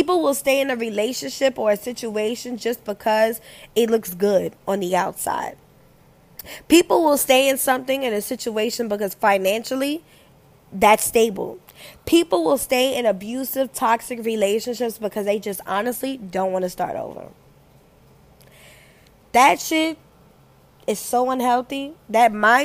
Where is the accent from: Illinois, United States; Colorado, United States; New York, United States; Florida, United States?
New York, United States; moved away; also born or lived in the South; I'm from New York. I'm from New York where when bitches don't like you, you already know it. It was until I moved down south